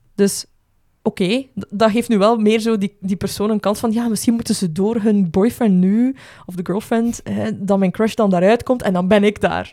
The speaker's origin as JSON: {"language": "Dutch", "country": "Belgium", "said": "als Belgen"}